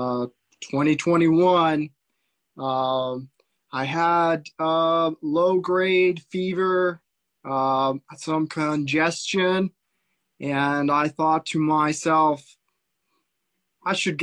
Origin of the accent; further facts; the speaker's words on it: Central Coast, California, United States; also born or lived in Fullerton, California; I am from Central Coast, California. So right in the middle on the coast.